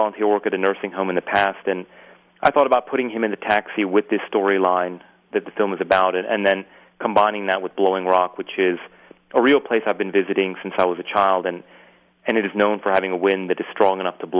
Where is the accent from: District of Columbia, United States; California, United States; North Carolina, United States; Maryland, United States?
North Carolina, United States; Winston-Salem; moved away; relearn my hometown and a lot of the places I didn't know about.